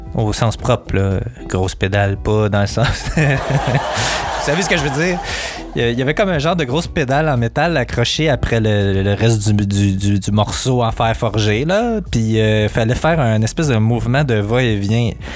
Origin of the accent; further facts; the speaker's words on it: Montreal, Quebec, Canada; je suis natif de Montréal